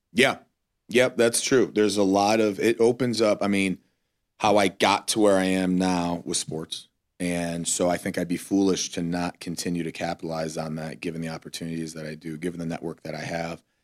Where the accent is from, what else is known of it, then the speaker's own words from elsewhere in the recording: Cleveland, Ohio, United States; moved away; we were living in Cleveland